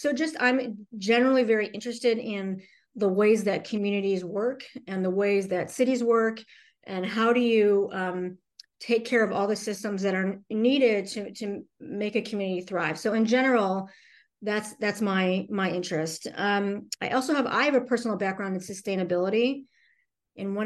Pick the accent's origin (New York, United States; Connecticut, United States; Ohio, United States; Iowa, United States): Ohio, United States; Cleveland; moved away as an adult; also born or lived in Davis, California / Los Angeles, California / Dallas, Texas / Austin, Texas; I'm from Cleveland, Ohio, originally